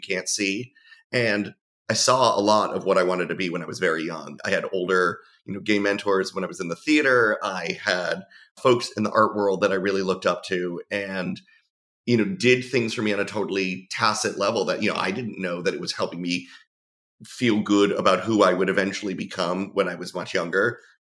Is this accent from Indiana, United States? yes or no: no; South Florida, United States; also born or lived in New Jersey; I grew up in South Florida where being out was nothing new.